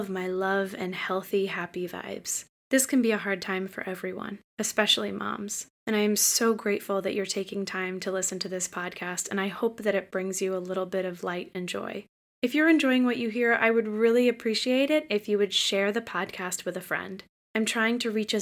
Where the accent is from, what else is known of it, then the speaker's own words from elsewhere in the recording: south of Boston, Massachusetts, United States; I'm from south of Boston